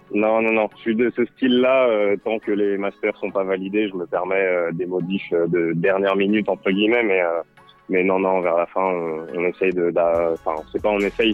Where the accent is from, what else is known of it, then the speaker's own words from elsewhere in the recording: Lyon, Auvergne-Rhône-Alpes, France; je suis originaire de Lyon